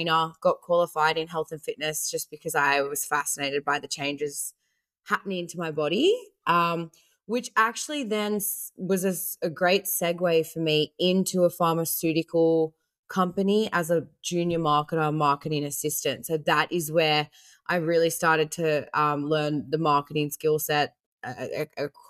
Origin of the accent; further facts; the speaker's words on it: Australia; also born or lived in South Africa; I was born in South Africa, immigrated to Australia with my family when I was 4